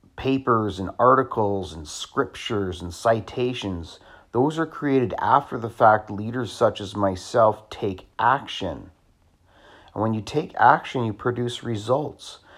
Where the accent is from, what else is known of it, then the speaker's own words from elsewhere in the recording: Scotland, United Kingdom; I'm Scottish